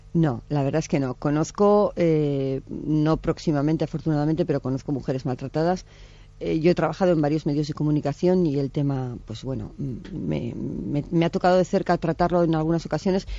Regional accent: Pamplona, Navarre, Spain; yo soy de Pamplona

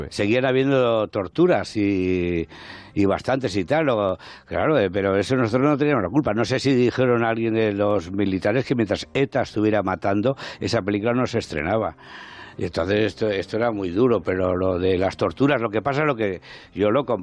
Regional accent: Castellón, Valencian Community, Spain; now in Madrid, Spain; Yo ya llevaba pues unos eh, ocho o nueve años en Madrid. Yo vengo de Castellón, del mundo del teatro mm.

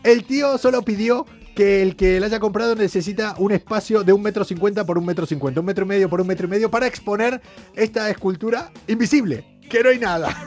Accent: Argentina; yo soy argentino

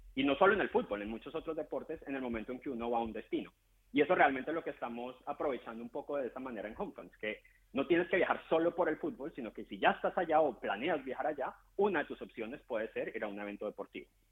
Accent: Colombia; yo soy colombiano y estoy más acostumbrado

